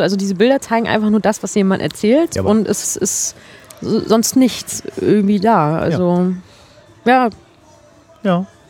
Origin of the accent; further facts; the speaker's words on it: Mecklenburg-Vorpommern, Germany; als Mecklenburgerin